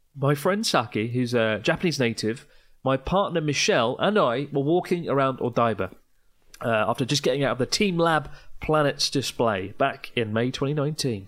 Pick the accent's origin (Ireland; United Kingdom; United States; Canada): United Kingdom; Kent, South East England; I'm from Kent